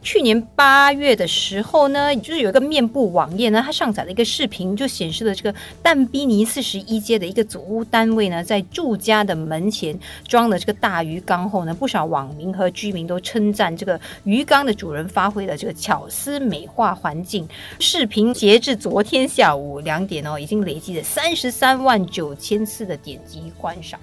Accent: Singapore; 我们新加坡人

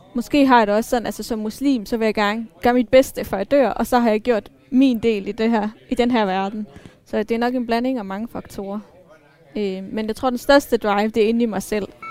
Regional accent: Denmark; jeg er ikke etnisk dansker, øh, men jeg er vokset op her

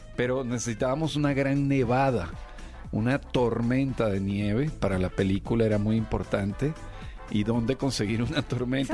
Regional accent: Venezuela; now in Mexico; yo soy venezolano, a pesar de que tengo 20, años ya viviendo en México

